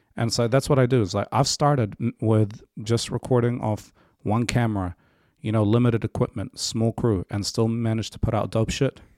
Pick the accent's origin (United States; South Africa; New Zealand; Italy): New Zealand; also born or lived in Africa / Egypt / Ranui; Linfield, where, where I was raised